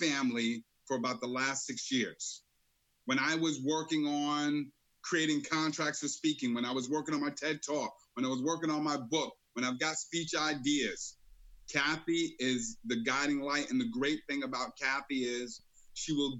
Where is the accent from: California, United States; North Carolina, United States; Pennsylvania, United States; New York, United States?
New York, United States; New York City; Born and raised in the streets of Brooklyn.